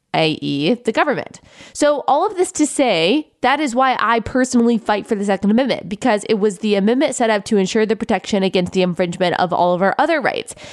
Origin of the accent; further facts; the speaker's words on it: Texas, United States; I grew up in Texas